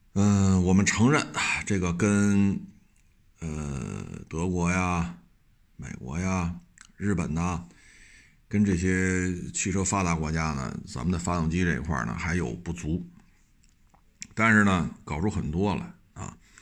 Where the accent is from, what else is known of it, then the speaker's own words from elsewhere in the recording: China; 咱们作为中国人